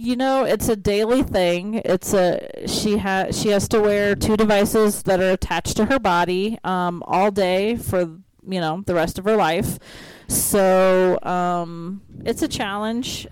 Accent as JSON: {"language": "English", "region": "Iowa", "country": "United States", "tie": "born or raised there", "moved": "yes", "said": "I'm from Iowa"}